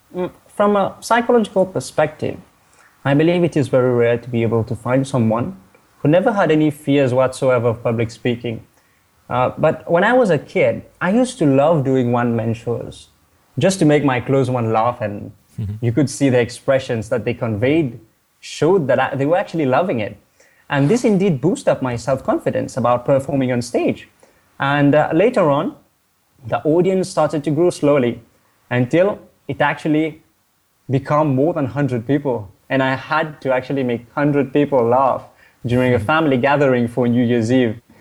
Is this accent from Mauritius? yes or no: yes; Mauritius; now in Kuala Lumpur, Malaysia; I'm from Mauritius, an island of the Indian Ocean.